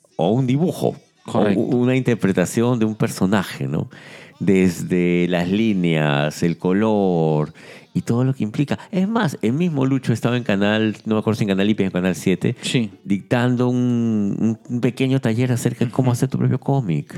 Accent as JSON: {"language": "Spanish", "country": "Peru"}